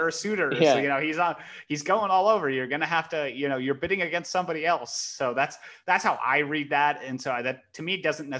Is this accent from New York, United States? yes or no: no; Ohio, United States; I grew up in Big Ten country in Ohio and went to Northwestern.